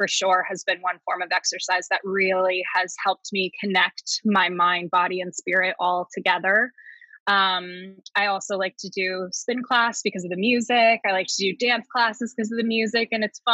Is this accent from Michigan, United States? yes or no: no; New Jersey, United States; moved away; I'm originally from New Jersey